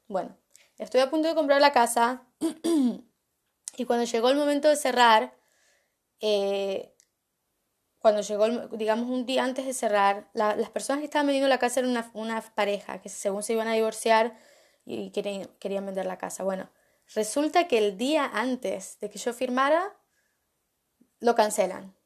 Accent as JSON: {"language": "Spanish", "country": "Argentina", "tie": "born or raised there", "said": "Cuando yo estaba creciendo en Argentina con mi familia, la verdad que no teníamos mucha plata"}